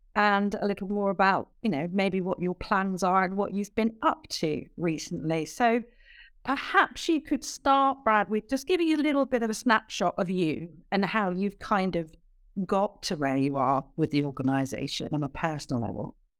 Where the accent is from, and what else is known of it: United Kingdom; accent: British